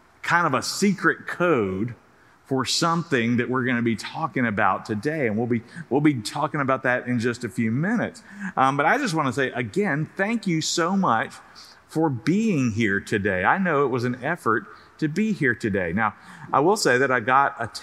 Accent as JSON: {"language": "English", "region": "South Carolina", "country": "United States", "tie": "born or raised there", "moved": "yes", "said": "when I was a little kid growing up in South Carolina"}